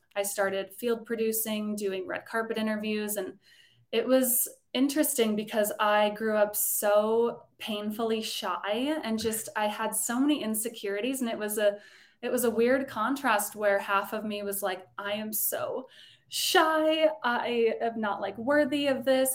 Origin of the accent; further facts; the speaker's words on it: Colorado, United States; moved away; also born or lived in Los Angeles; I grew up in Colorado